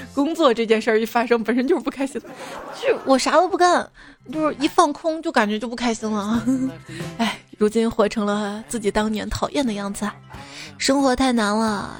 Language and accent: Chinese; Xi'an, Shaanxi, China; 我是西安人